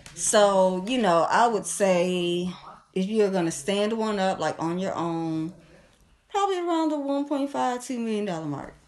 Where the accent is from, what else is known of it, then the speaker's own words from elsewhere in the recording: Kankakee, Illinois, United States; I won't say born, but raised in Kankakee